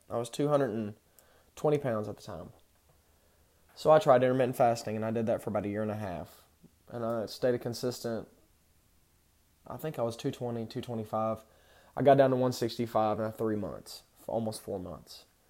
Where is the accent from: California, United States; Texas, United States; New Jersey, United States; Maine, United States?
Texas, United States; I grew up in Texas